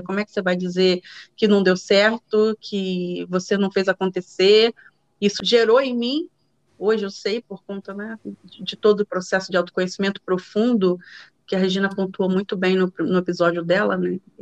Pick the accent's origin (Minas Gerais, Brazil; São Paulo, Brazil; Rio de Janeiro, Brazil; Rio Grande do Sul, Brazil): Rio de Janeiro, Brazil; moved away as an adult; now in Netherlands; moro na Holanda hoje, sou carioca, nascida em Ipanema, moradora do Engenho de Dentro